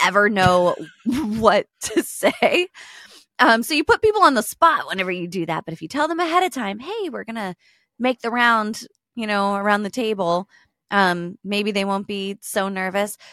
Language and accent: English; United States; I'm American